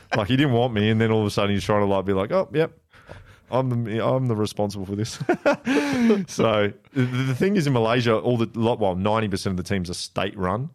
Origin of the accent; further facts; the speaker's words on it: Blackburn, North West England, United Kingdom; moved away; also born or lived in South Korea; So I was born in Blackburn